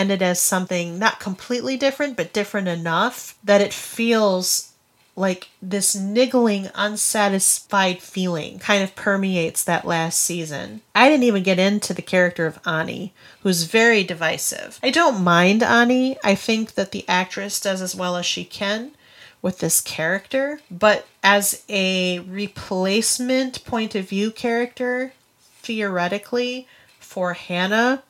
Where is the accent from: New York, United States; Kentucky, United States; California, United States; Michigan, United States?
Michigan, United States; Grand Rapids; We hail from Grand Rapids, Michigan.